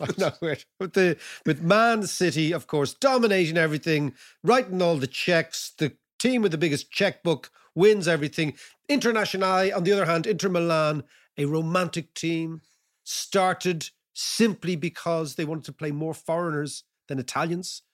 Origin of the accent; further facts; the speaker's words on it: Ireland; being a typical paddy